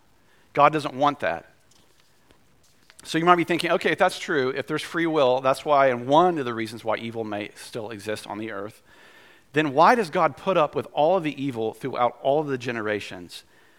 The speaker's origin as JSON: {"language": "English", "town": "Winston-Salem", "region": "North Carolina", "country": "United States", "tie": "born or raised there", "said": "downtown Winston, my hometown"}